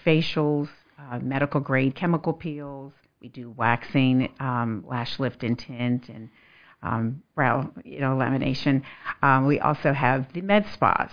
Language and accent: English; suburbs of Philadelphia, Pennsylvania, United States; also born or lived in Florence, South Carolina; now in Lexington, United States; I'm originally from suburbs of Philadelphia